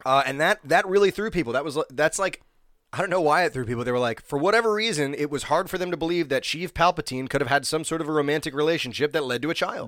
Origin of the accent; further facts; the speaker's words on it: New Jersey, United States; also born or lived in Illinois; I'm from New Jersey